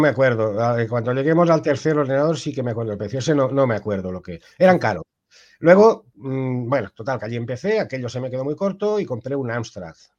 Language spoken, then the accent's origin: Spanish; Ibi, Valencian Community, Spain; moved away as an adult; now in Tui, Spain; yo soy del pueblo de los juguetes, de Ibi